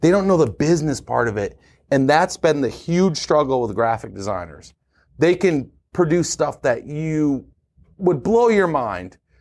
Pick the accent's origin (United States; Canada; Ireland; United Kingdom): United States; Syracuse, New York; moved away as an adult; I was born and raised in Syracuse